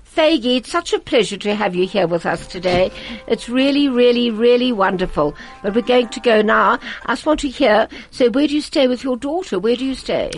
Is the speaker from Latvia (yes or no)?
yes; Riga, Latvia; English is a second language; moved away; in Riga, in Riga, I went to the gymnasium.